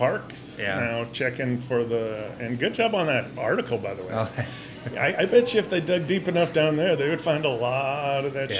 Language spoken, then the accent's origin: English; Butte, Montana, United States; moved away; I'm from Butte.